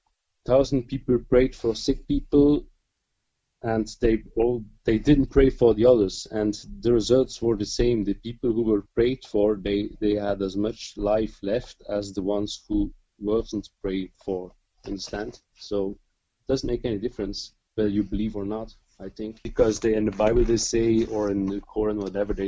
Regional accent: Flanders, Belgium; first language Dutch; English is a second language; I'm from Belgium and I speak Dutch.

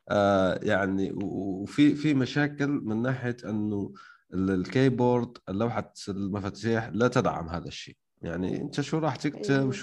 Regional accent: Algeria; انا مش مصري يعني حتى انت لو كنت غبي وما تعرف الجزائر كذا وكذا يعني المفروض تعطيني لهجه الجزائريه

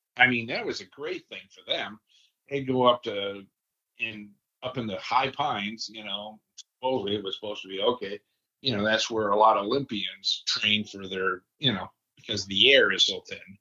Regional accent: just outside of Detroit, Michigan, United States; I grew up just outside of Detroit.

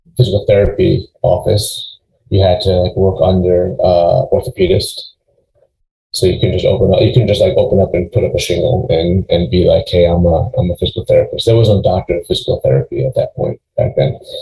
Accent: Long Island, New York, United States; moved away as an adult; also born or lived in St. Louis / Cleveland, Ohio; now in Charlotte, United States; where I grew up on Long Island.

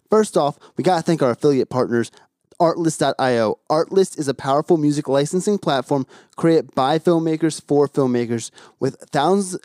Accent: New Jersey, United States; I'm from Jersey originally

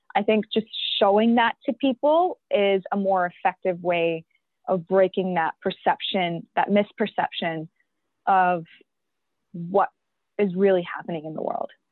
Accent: York Region, Ontario, Canada; also born or lived in Pakistan; i came here when i was five years old with my parents um, and that means that I've been through the education system here in Canada, in York region

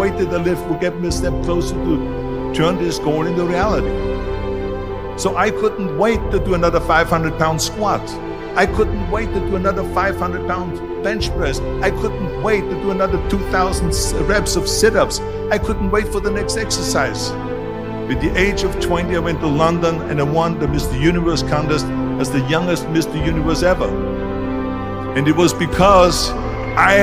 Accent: Austria; moved away; I was born in 1947 in Austria after the Second World War

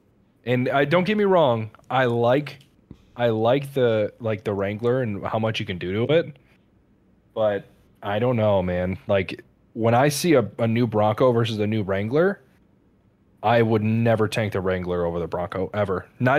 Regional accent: Detroit, Michigan, United States; I grew up in Detroit, Michigan

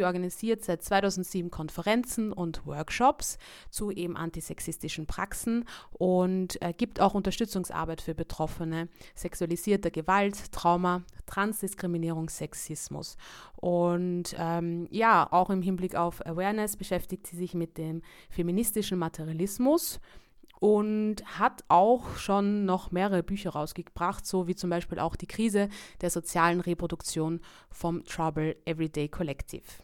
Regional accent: Vienna, Austria; Ich bin aus Wien, ich bin Veranstalterin und Aktivistin äh, für Body Positivity.

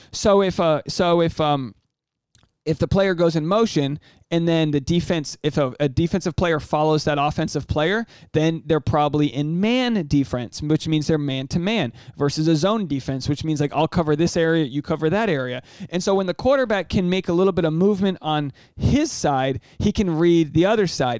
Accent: United States; I'm the American dude you hooked up with when you were uh, studying abroad

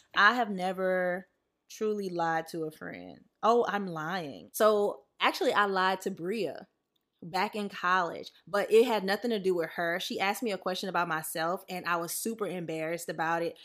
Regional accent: the South, United States; now in Los Angeles, United States; growing up in the South

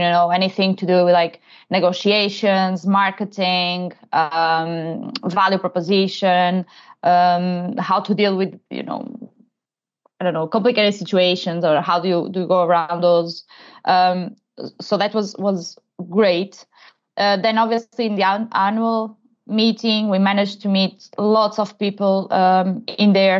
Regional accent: Portugal; moved away as an adult; also born or lived in London, United Kingdom; I'm originally from Portugal

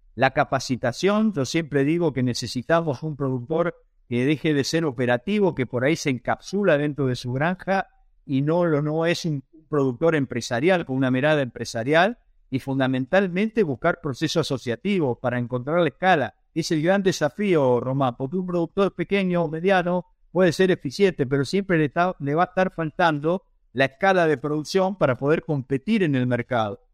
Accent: Marcos Juárez, Córdoba, Argentina; soy nacido en Argentina, eh, precisamente en la ciudad en la cual estoy ahora, que es la ciudad de Marcos Juárez, en el medio del país, en la provincia de Córdoba

